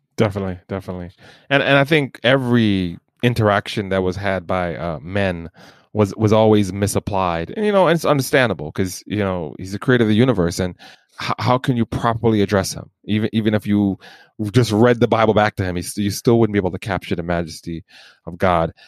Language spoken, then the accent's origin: English; Jamaica; I'm Jamaican